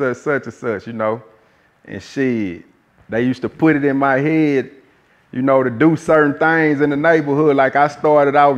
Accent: Port Arthur, Texas, United States; I'm from Port Arthur, man, that little town down south, man, southeast Texas, man, Golden Triangle to be exact, 409, Port Arthur, Texas

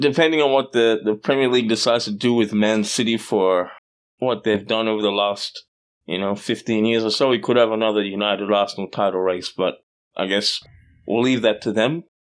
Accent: Australia; I grew up in Australia

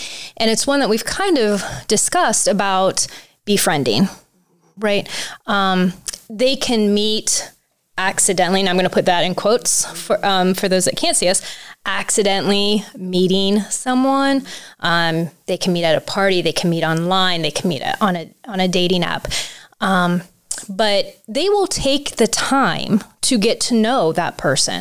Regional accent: Tuscarawas County, Ohio, United States; I grew up here in Tuscarawas County

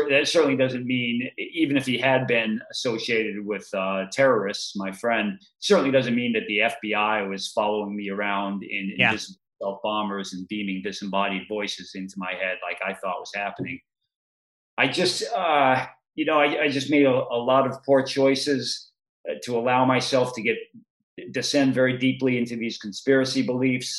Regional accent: Massachusetts, United States; The town I grew up in Massachusetts

